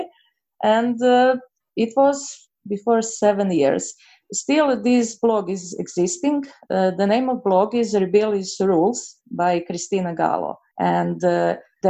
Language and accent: English; Croatia; English is a second language; I'm from Croatia